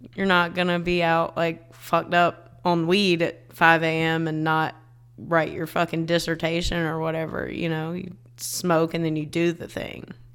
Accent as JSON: {"language": "English", "region": "South Carolina", "country": "United States", "tie": "born or raised there"}